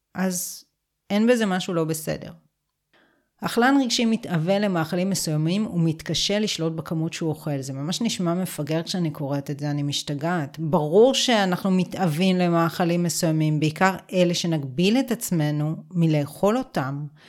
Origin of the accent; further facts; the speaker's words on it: Israel; גדלתי בקיבוץ